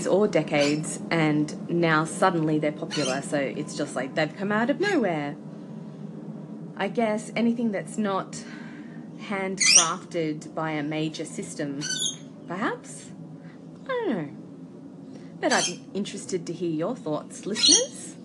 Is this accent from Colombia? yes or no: no; Australia; as an Australian